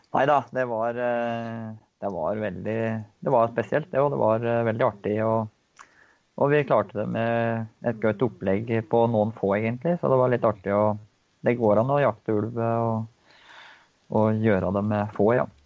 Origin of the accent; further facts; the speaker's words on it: Engerdal, Innlandet, Norway; moved away as an adult; now in Koppang, Norway; jeg kommer jo fra Engerdal litt lenger øst her. Så vokste opp på gård borti